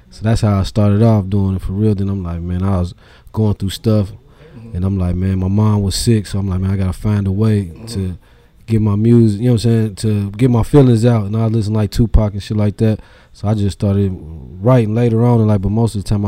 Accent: Dayton, Ohio, United States; also born or lived in Trotwood; Man, so I grew up in Dayton on the west side. Mm-hmm. I was born in like uh, Niagara, like over there in the Oaks. Okay. Then I moved over there in Cornell. Used to live in Timber Creek apartments. Mm. Then I moved to Broadmoor to Trotwood.

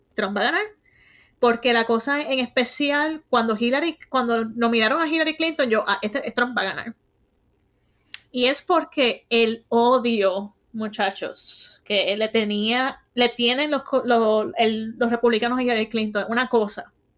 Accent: Bayamón, Puerto Rico; moved away as an adult; now in United States; Soy del pueblo de Bayamón

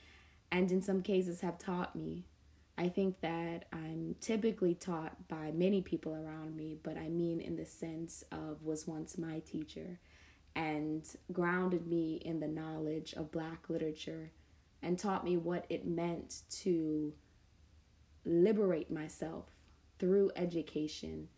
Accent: New York City, New York, United States; I grew up in Southside Jamaica, Queens

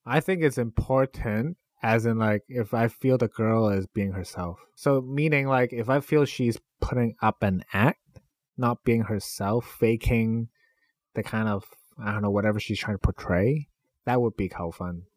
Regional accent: Canada; I grew up in Canada

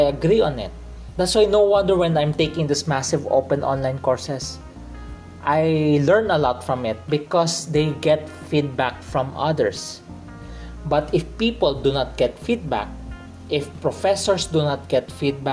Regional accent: Philippines; I grew up in the Philippines. I'm a Filipino who grew up in the Philippines.

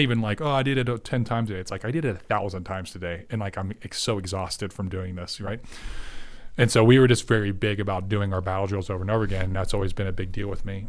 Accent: Tennessee, United States; now in Dallas, United States; I'm a, believe it or not, a six foot seven, half Puerto Rican that grew up in Tennessee.

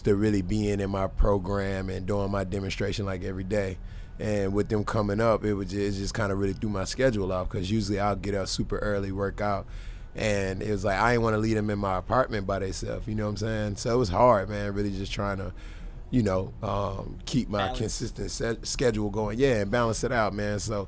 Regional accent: Charlotte, North Carolina, United States; I was born and raised in Charlotte

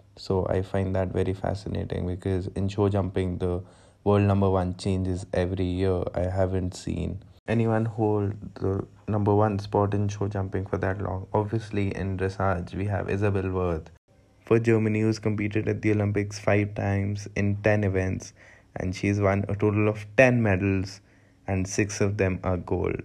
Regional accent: India; I'm from India

